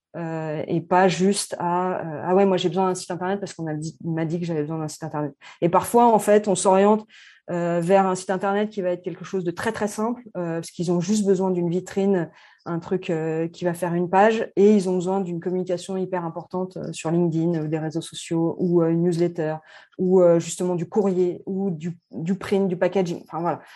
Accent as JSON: {"language": "French", "town": "Annecy", "region": "Auvergne-Rhône-Alpes", "country": "France", "tie": "born or raised there", "also_born_or_lived": "Saint-Étienne / Paris / Vancouver", "said": "je suis née à Annecy. J'ai vécu 12 euh, ans, 12 euh, premières années à Annecy, ensuite à Saint-Etienne"}